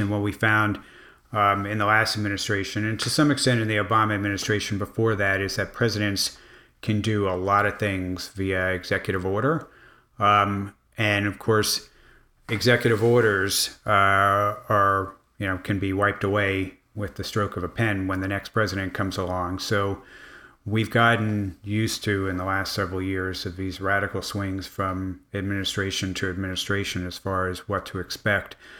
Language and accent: English; Miami, Florida, United States; I grew up in Miami